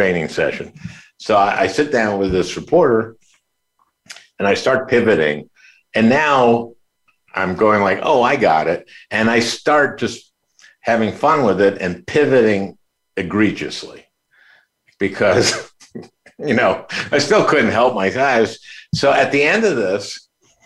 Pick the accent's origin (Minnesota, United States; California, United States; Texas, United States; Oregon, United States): Minnesota, United States; St. Louis Park; I grew up in St. Louis Park